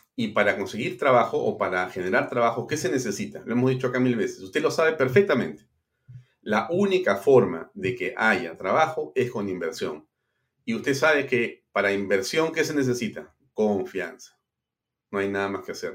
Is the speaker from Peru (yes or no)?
yes; Peru; los que somos peruanos